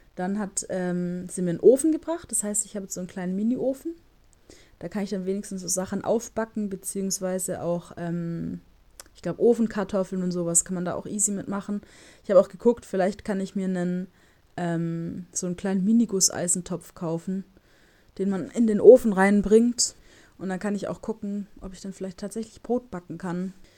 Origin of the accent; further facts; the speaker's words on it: Stuttgart, Baden-Württemberg, Germany; moved away; bei uns in Stuttgart